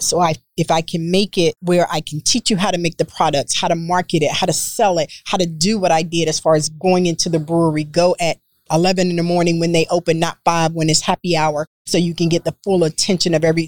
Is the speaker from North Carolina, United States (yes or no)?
yes; North Carolina, United States; now in Texas, United States; I'm from North Carolina, so my soaps have lard in them